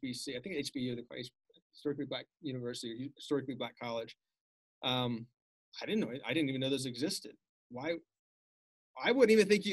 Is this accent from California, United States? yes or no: yes; Los Angeles, California, United States; a white kid growing up in Bel Air